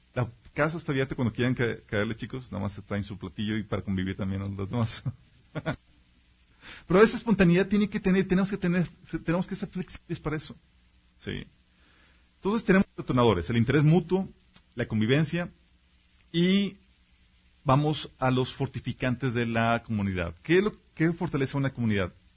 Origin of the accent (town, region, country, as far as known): Mexico